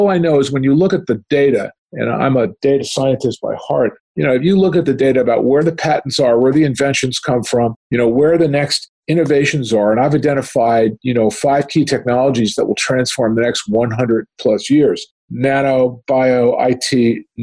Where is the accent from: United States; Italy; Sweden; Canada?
Canada; as a Canadian, you know, I studied the Canadian healthcare system